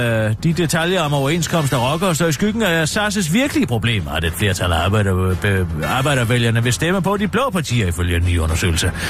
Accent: Frederiksberg, Capital Region of Denmark, Denmark; men jeg er fra Frederiksberg, og der holder vi ikke fri 1. maj, det kan jeg godt love dig for.

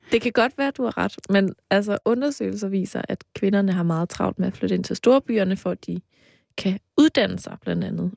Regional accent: between Aarhus and Mols, Central Denmark Region, Denmark; du kørt lige forbi mit barndomshjem

